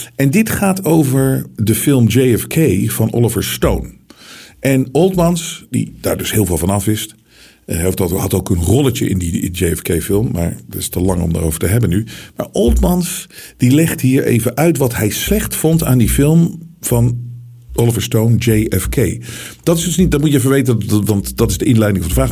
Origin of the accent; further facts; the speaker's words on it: Netherlands; wij komen uit Nederland, wat een klein land is.